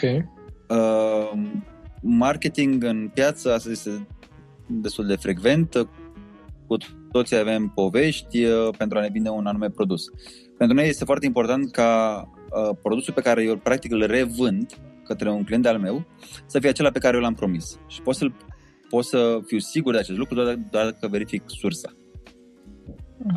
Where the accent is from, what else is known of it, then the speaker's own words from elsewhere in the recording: Romania; noi ca și români